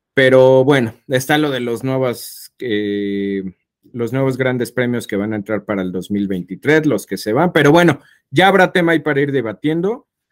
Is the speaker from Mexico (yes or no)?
yes; Mexico; somos mexicanos